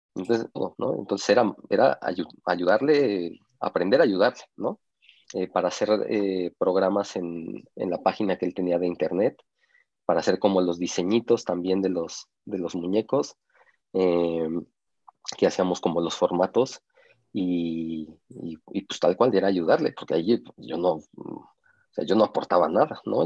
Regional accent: Mexico; somos mexicanos

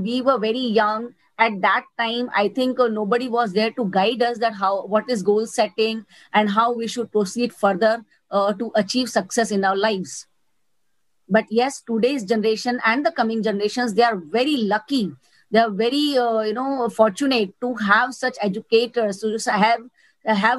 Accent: Gujarat, India; also born or lived in Mumbai, India / Surat, India; I'm born in Mumbai, brought up in Gujarat

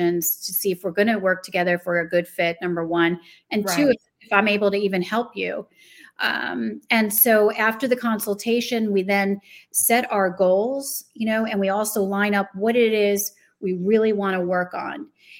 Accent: New Jersey, United States; moved away; also born or lived in Chicago, Illinois; I'm originally from New Jersey

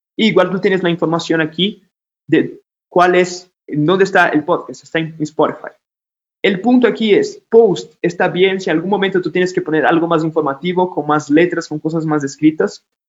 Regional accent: Brazil; Spanish is a second language; now in Ecuador; yo soy de Brasil, ya se dieron cuenta por mi acento

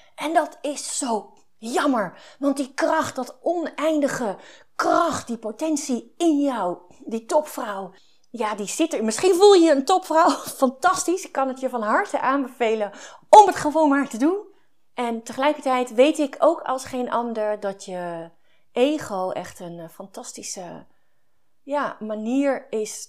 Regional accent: Overijssel, Netherlands; Ik kom uit Overijssel

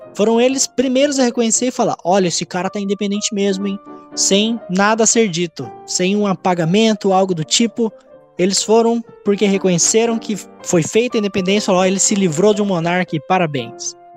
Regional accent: Brazil; eu sou brasileiro

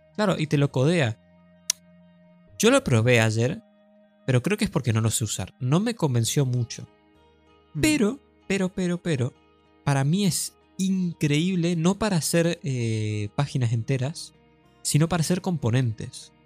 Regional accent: Argentina; somos argentinos

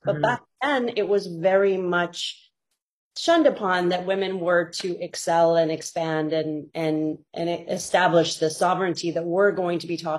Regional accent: Saudi Arabia; moved away as an adult; now in United States; it helps that I grew up in Saudi Arabia and I can identify very specifically with that thinking, right?

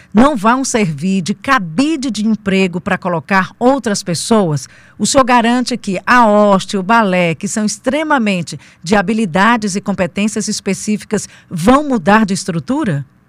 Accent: Teresina, Piauí, Brazil; eu agora como teresinense, como comunicadora

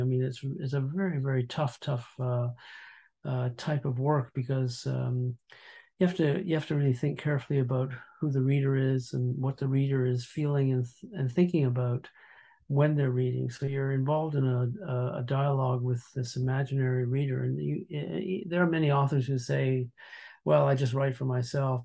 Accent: Montreal, Quebec, Canada; I grew up in Montreal

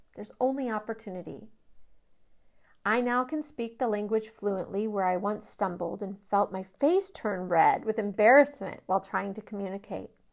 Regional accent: Kansas City, Missouri, United States; now in Austin, United States; I'm from Kansas City, Missouri, and I long for things back in Kansas City

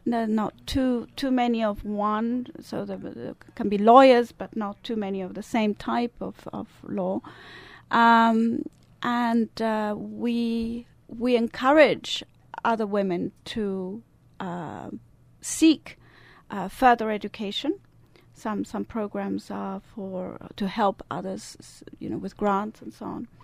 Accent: Italian part of Switzerland, Italian-speaking Switzerland, Switzerland; now in United States; I do have an accent. Yeah. I'm Swiss. I was born in the Italian part of Switzerland

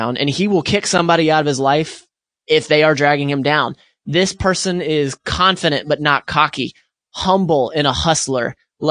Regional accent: Pensacola, Florida, United States; I grew up in Pensacola, Florida

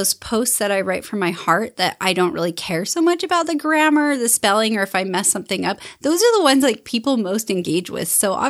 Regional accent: Salt Lake City, Utah, United States; also born or lived in Holladay; I grew up in Salt Lake City. Well, mostly Holiday area, Mill Creek Holiday area. I went to, you know, the schools in Mill Creek and Holiday.

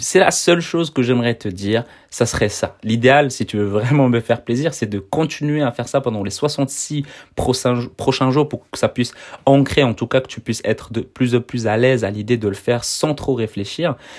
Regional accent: Brussels, Brussels-Capital Region, Belgium; je suis en Belgique, je suis de Bruxelles.

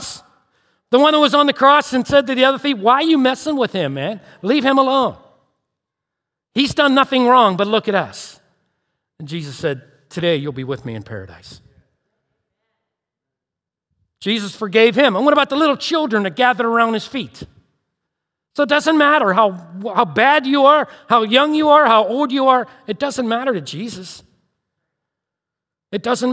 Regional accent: Turtle Creek, Pennsylvania, United States; I was raised in Turtle Creek

